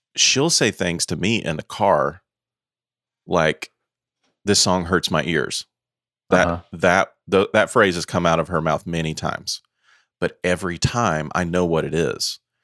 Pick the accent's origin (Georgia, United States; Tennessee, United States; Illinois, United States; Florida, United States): Tennessee, United States; Knoxville; I'm from Knoxville, Tennessee